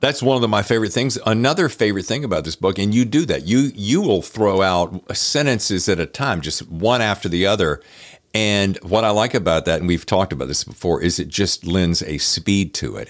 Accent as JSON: {"language": "English", "region": "the South", "country": "United States", "said": "I'm from the South"}